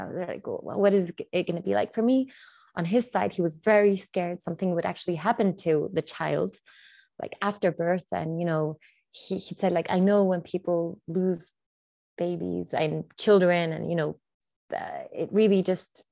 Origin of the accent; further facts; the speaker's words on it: Chile; I'm from Chile, so South America